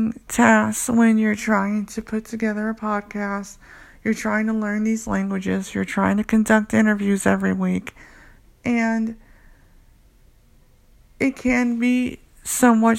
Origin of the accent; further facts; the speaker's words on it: United States; I'm from the United States